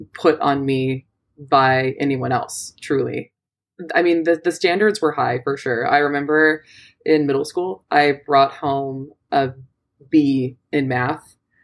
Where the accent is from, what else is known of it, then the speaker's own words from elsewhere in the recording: Southern California, United States; moved away; I am born and raised in Southern California